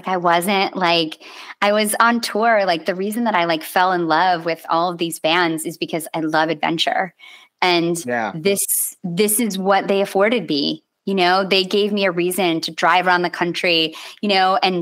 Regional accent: Grand Rapids, Michigan, United States; in Grand Rapids, Michigan, in my hometown

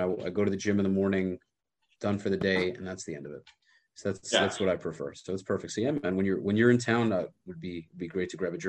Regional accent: New York, United States; I'm from New York where everything is so, you know, squashed together.

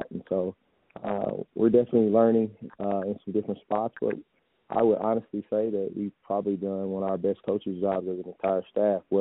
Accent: Kansas City, Missouri, United States; also born or lived in South Dakota; I'm from Kansas City, Missouri. I played high school ball uh, Lincoln Prep High School.

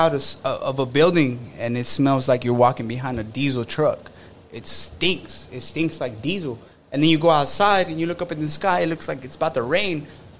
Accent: Oklahoma, United States; I'm from Oklahoma.

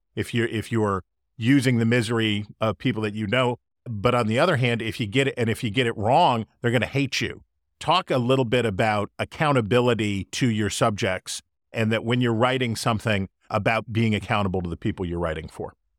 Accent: West Virginia, United States; my hometown in West Virginia.

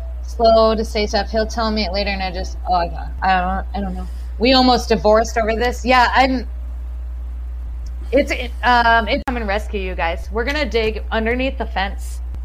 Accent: Wisconsin, United States; I will. I'm from Wisconsin. It's so close.

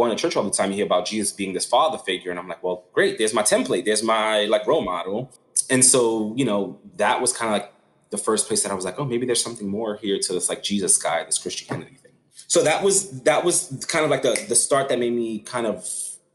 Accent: New York City, New York, United States; growing up in Brooklyn was just a really tough life

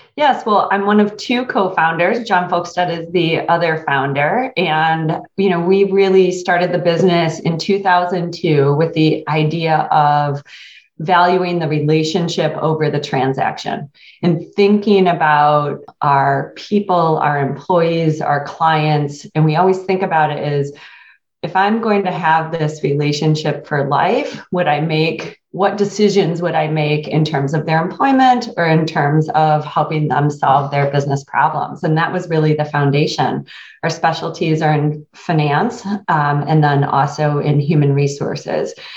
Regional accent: Quincy, Michigan, United States; I grew up in Quincy, Michigan, which is a town of about 1,200 people

